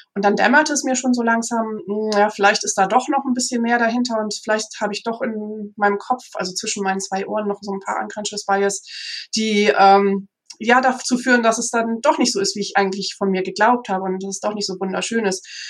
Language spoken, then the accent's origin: German; Münsterland, North Rhine-Westphalia, Germany; ich selber bin aufgewachsen im Münsterland